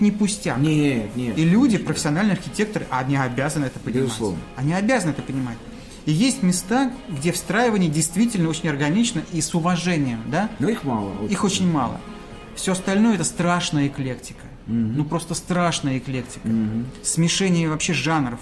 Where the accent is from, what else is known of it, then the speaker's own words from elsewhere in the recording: Mytishchi, Moscow Oblast, Russia; я вырос а, в Мытищах, в рабочем поселке